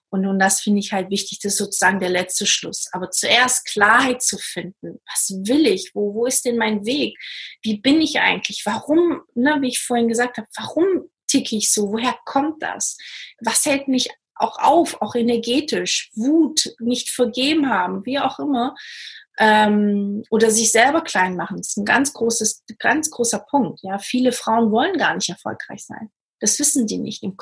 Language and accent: German; Portugal; Ich komme zum Beispiel aus Portugal, deswegen kann ich auch so ein bisschen die Unterschiede auch erkennen.